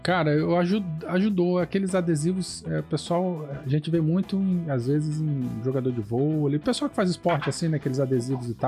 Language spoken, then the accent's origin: Portuguese; Vila Velha, Espírito Santo, Brazil; o Renato, o Valdir, o Douglas e eu, nós somos aqui do Espírito Santo, Vila Velha